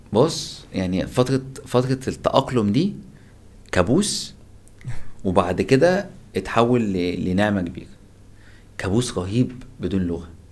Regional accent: Egypt; moved away as an adult; now in Turkey; أنا من مصر جيت هنا تركيا في 2010

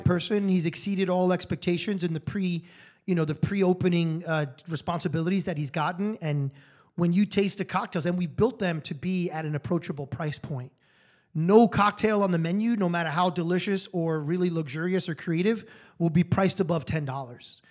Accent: New York, United States; moved away as an adult; now in Las Vegas, United States; I'm a New Yorker

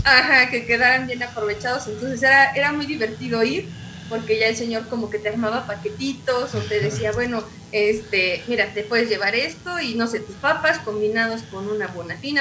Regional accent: Mexico; como buenos mexicanos

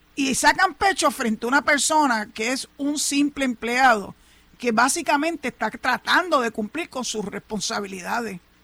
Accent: Puerto Rico; yo soy más boricua que cualquiera otro

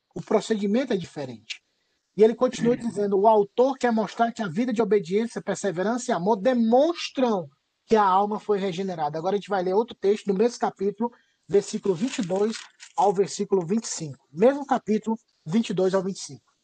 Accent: Ceará, Brazil; moved away; Eu sou cearense

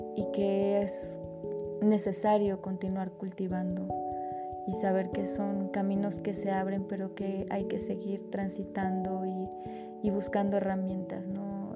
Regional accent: Mexico; soy de México.

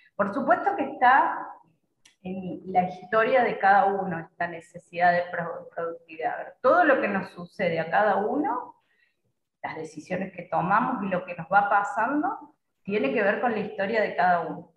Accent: Córdoba, Argentina; moved away as an adult; now in Paraguay; Yo soy de Córdoba

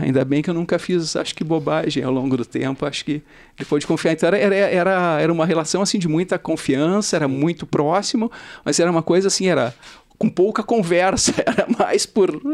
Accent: Porto Alegre, Rio Grande do Sul, Brazil; eu nasci, cresci em Porto Alegre

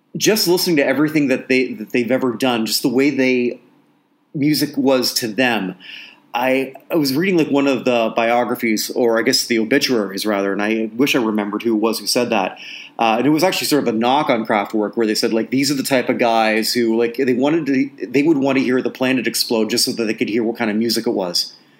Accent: Toronto, Ontario, Canada; I grew up in Toronto

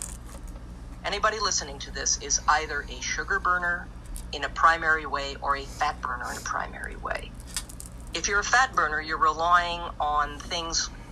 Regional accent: Minnesota, United States; moved away; I'm originally from Minnesota

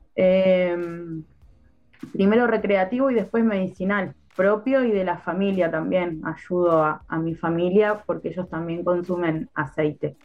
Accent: Neuquén, Argentina; also born or lived in Plotier; yo soy de acá de Neuquén, nací acá

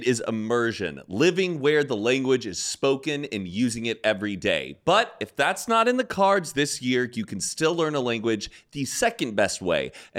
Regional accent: California, United States; I'm a Californian. We live in Los Angeles.

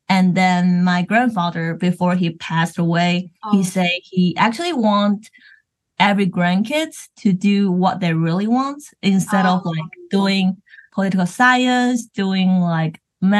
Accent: Taiwan; English is a second language; moved away as an adult; also born or lived in Los Angeles, United States; I'm from Taiwan.

